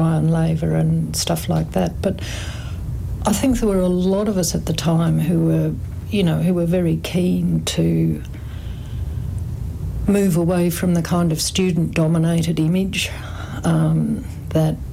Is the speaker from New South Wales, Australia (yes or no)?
no; Gold Coast, Queensland, Australia; also born or lived in Brisbane / Millmerran; I grew up primarily on the Gold Coast